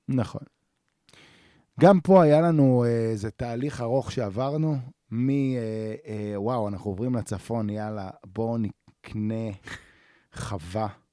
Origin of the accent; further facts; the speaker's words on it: the Center, Central Israel, Israel; moved away as an adult; now in northern Israel; אנחנו מגיעים שנינו מהמרכז